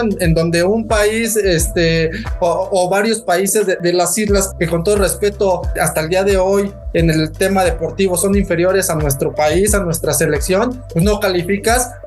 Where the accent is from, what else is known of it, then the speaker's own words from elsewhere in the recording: Mexico; como buen, buen fiel mexicano, este pambolero